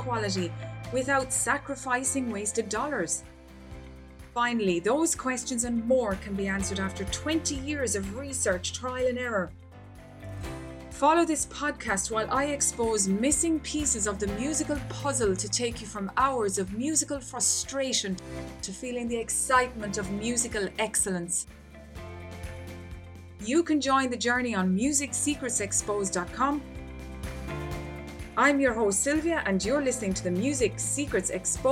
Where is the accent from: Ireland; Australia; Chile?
Ireland; my home country of Ireland.